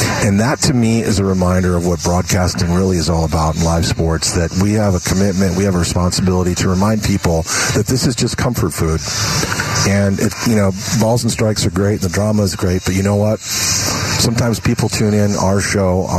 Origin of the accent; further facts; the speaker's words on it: East Coast, in and around New York, United States; moved away; growing up on the East Coast and in and around New York